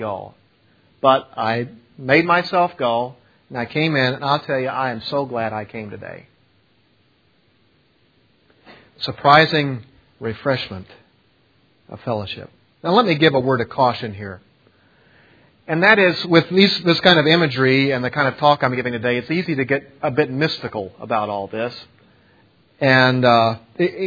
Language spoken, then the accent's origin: English; East Coast, United States; now in West Coast, United States; I'm from the East Coast originally.